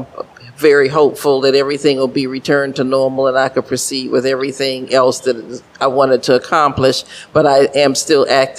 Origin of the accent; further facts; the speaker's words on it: Miami, Florida, United States; I'm a lifelong resident of Coconut Grove. I love Coconut Grove to the bottom of my heart.